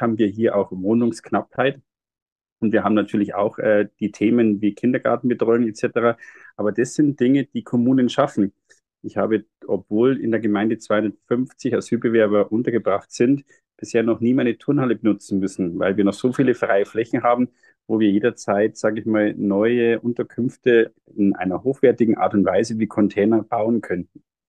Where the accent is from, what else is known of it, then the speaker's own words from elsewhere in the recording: Bavaria, Germany; bei uns äh, in Bayern